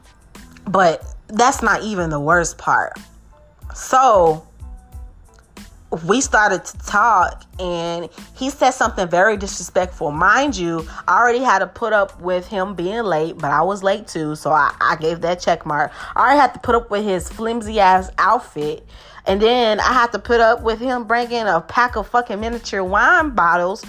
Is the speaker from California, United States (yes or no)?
no; Milwaukee, Wisconsin, United States; I'm from Milwaukee, Wisconsin